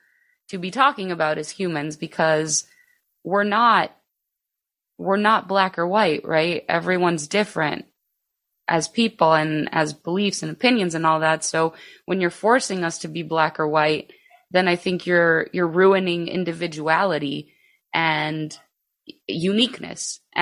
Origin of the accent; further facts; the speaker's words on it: Chicago, Illinois, United States; also born or lived in Greece; So I'm actually the only one that's from here, born and raised here. I did leave, at the age of 10, I actually moved to Greece. And then I came back. So I'm actually like a Greek American. So I was born in the east side of Chicago.